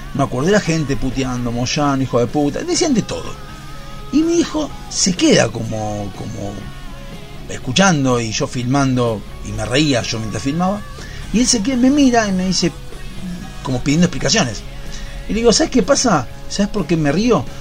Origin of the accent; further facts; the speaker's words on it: Argentina; ese gen maligno que tenemos como argentinos